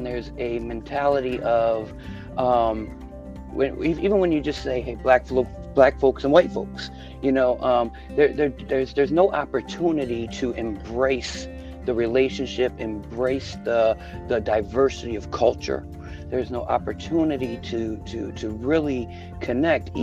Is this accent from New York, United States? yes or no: yes; Buffalo, New York, United States; moved away as an adult; also born or lived in the South (US); now in Southern United States; I was born in Buffalo, New York, in a time, I guess, where it was called white flight was taking place, where my dad bought a house in a mixed community